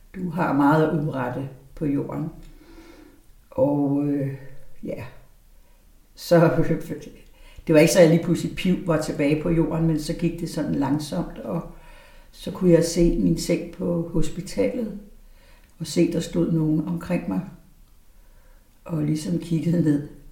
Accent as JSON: {"language": "Danish", "town": "Aarhus", "region": "Central Denmark Region", "country": "Denmark", "tie": "born or raised there", "also_born_or_lived": "Valby", "moved": "yes", "said": "jeg er født i Aarhus i 51"}